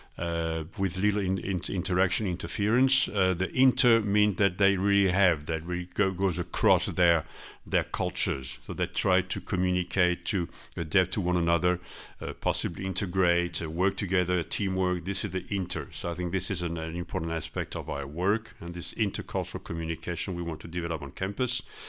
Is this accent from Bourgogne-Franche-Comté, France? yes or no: no; Strasbourg, Grand Est, France; English is a second language; moved away as an adult; now in Netherlands; I'm originally from France, Strasbourg, but, uh, I lived for, uh, forty-one years in the Netherlands